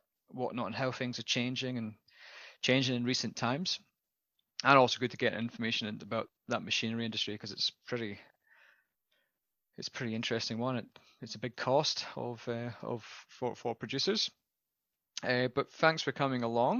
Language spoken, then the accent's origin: English; Scotland, United Kingdom; as a Scotsman, I follow my father's footsteps